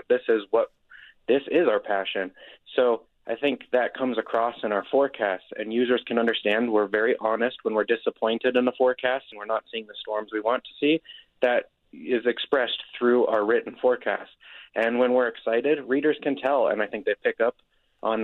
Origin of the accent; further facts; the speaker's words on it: Nevada side, United States; moved away as an adult; also born or lived in Colorado / Denver, Colorado; now in Utah, United States; I actually grew up in the Lake Tahoe area, on the Nevada side of Lake Tahoe area